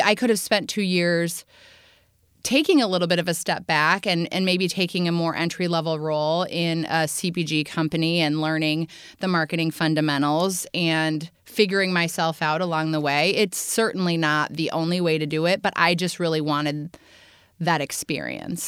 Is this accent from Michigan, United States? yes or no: no; Indiana, United States; moved away; I grew up in Indiana, so I am a Midwestern girl